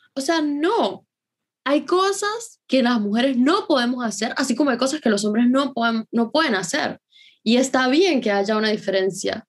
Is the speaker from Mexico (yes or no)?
no; Venezuela; moved away; en mi país el efectivo se vende